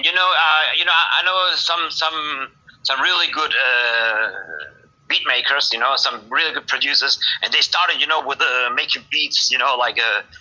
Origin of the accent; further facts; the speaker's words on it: Germany; And they came to Germany, and and I was born here in Germany. I have Spanish blood, but I live in Germany, you know.